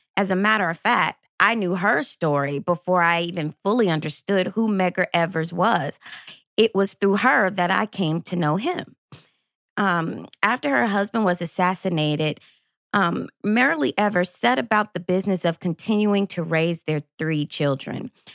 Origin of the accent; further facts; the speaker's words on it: Lexington, Kentucky, United States; growing up in Lexington, Kentucky